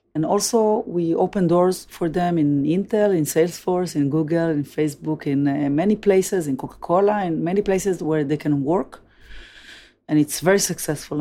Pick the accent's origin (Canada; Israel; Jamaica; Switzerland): Israel; Tel Aviv, Tel Aviv District; Tel Aviv, which I was born and grew up